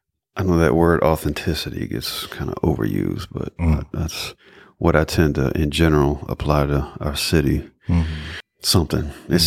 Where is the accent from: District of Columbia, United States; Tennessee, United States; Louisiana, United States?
Tennessee, United States; Memphis; It's my hometown too.